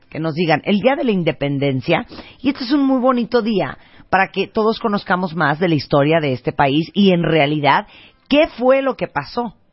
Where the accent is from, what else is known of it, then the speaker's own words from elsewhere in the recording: Mexico; Oye, pero si somos mexicanos